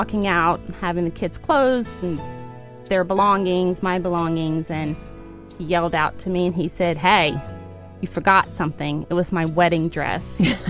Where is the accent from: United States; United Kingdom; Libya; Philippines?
United States; Kentucky; I'm from the South, from Kentucky, mm-hmm. and so a religious background.